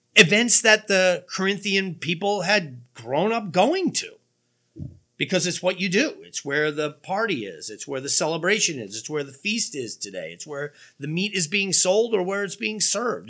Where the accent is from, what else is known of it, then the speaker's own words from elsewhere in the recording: United States; American Christians